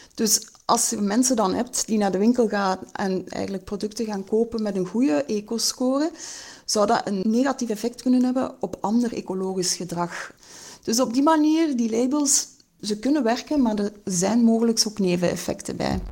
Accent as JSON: {"language": "Dutch", "country": "Belgium", "said": "wat wij als, als Belgen eigenlijk consumeren"}